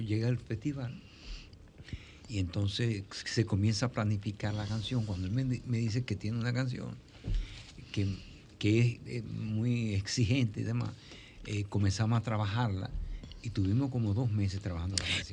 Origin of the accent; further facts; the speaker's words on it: Dominican Republic; Yo soy el primer dominicano que sale a cantar un festival internacional